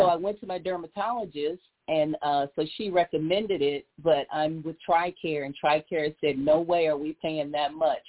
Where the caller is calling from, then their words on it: San Antonio, Texas, United States; I'm calling from San Antonio, Texas.